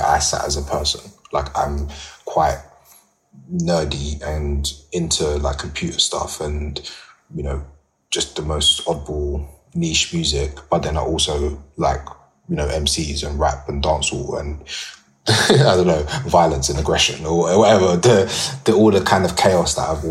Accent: London, United Kingdom; I'm from East London. You know, Rinse FM was 20 minutes from my house. I've grown up going to club nights.

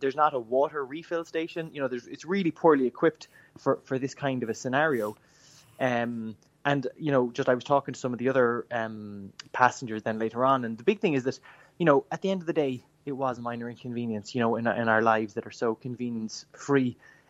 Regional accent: Clonakilty, Munster, Ireland; now in Cahersiveen, Ireland; I'm from Clonakilty, but I'm living now in Carrigaveen

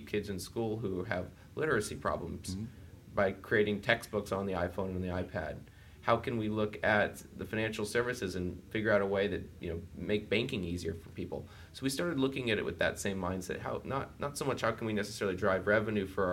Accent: Austin, Texas, United States; I grew up in Austin

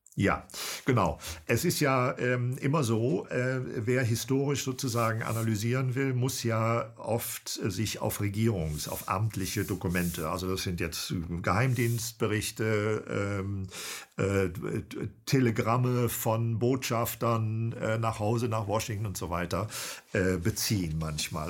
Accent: Cologne, North Rhine-Westphalia, Germany; now in Bremen, Germany; Ich bin ein HB-Männchen, genau. Ja, aber ein zugewandertes. Ich komme eigentlich aus Köln

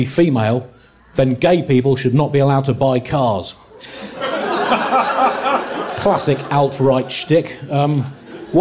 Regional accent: United Kingdom; I'm a British political comedian.

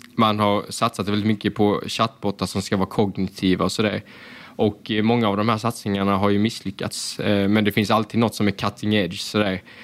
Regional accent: Hässleholm, Skåne, Sweden; jag kommer ju från Ljungdal i Hässleholm. Det är väldigt invandrartätt område

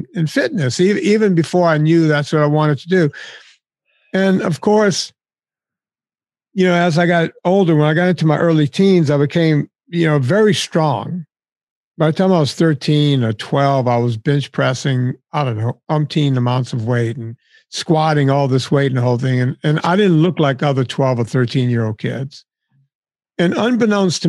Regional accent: Cajun country, Louisiana, United States; I grew up in Cajun country, but there were just this enclave of Italians in my hometown

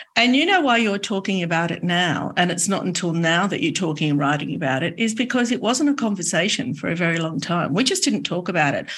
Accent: Sydney, New South Wales, Australia; I have an Australian passport. I was born in Sydney

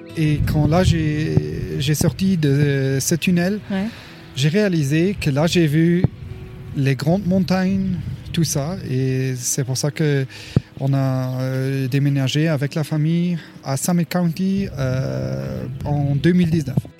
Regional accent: Luxembourg; moved away as an adult; now in Colorado, United States; j'ai travaillé 11 ans à la douane luxembourgeoise avant que j'ai euh, déménagé aux États-Unis. Et j'étais aussi euh, ambulancier et pompier volontaire au Luxembourg.

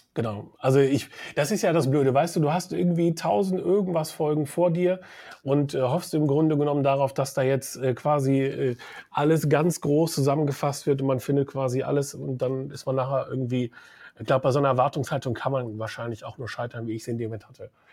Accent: Münster, North Rhine-Westphalia, Germany; Ich komme aus Münster

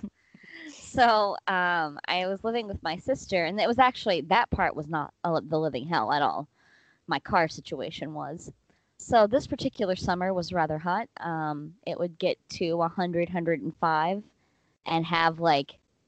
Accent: Mississippi, United States; moved away; I grew up in Mississippi

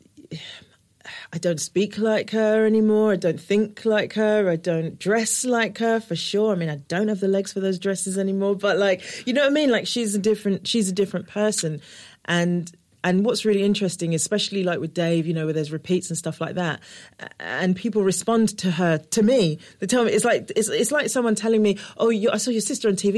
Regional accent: London, United Kingdom; I'm from Newham.

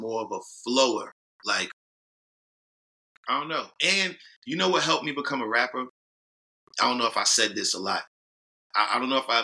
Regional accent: New York City, New York, United States; we grew up in Harlem

